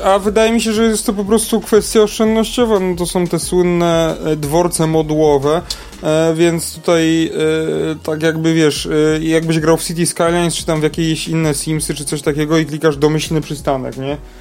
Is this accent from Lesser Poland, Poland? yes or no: yes; Kokotów, Lesser Poland, Poland; z mojej wsi